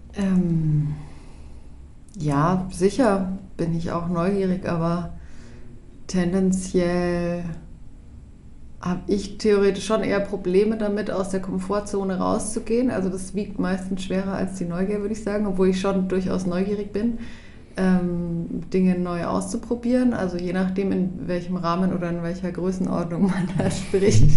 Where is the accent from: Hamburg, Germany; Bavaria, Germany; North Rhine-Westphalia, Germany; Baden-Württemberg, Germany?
Bavaria, Germany; Hof; moved away as an adult; also born or lived in Berlin; now in Lichtensteig, Switzerland; ursprünglich komme ich aus Hof. Das ist eine Kleinstadt ganz oben in Bayern, in Franken, Oberfranken.